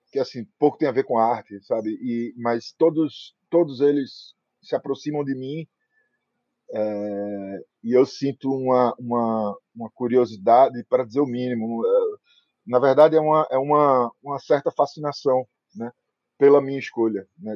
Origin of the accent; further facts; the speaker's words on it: Recife, Pernambuco, Brazil; eu sou recifense